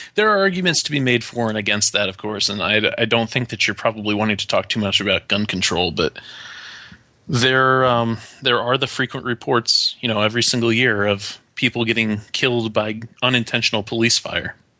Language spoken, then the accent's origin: English; Watertown, New York, United States; growing up in Watertown, New York.